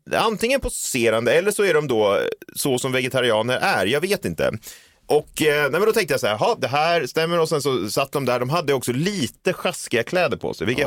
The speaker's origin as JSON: {"language": "Swedish", "town": "Stockholm", "region": "Stockholm County", "country": "Sweden", "tie": "born or raised there"}